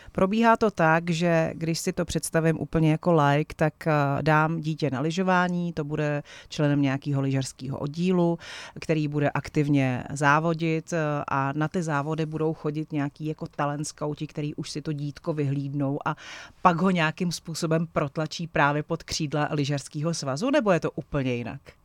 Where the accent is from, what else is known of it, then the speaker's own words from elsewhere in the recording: Vrchlabí, Hradec Králové Region, Czechia; pocházím z Vrchlabí, takže je to taková nějaká jako moje osobní i, i věc a domovina